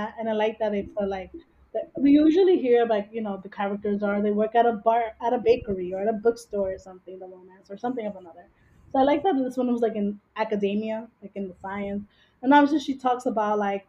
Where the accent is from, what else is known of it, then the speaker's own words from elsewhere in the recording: New York City, New York, United States; we grew up in Washington Heights, Manhattan